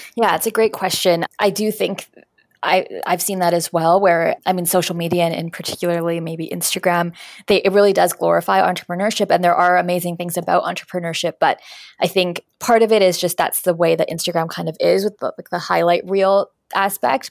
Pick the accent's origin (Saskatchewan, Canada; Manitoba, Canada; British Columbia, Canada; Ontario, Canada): Manitoba, Canada; Winnipeg; moved away as an adult; now in Toronto, Canada; I'm from Winnipeg. I moved to Toronto